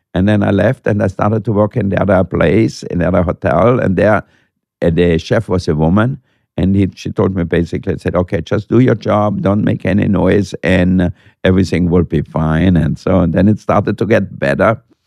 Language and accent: English; Austria; moved away; when I grew up in Austria